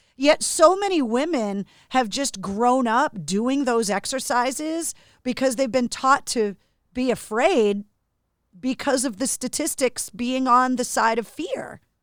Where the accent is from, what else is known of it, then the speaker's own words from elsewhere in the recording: Massachusetts, United States; born and raised in Massachusetts